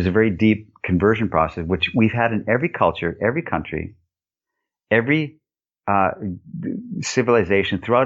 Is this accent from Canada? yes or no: yes; Canada; I'm this Canadian dude